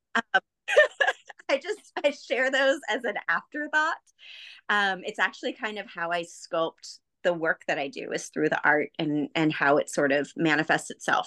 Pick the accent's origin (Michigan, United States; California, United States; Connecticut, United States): California, United States; Bay Area; I grew up in the Bay Area, just south of San Francisco on the peninsula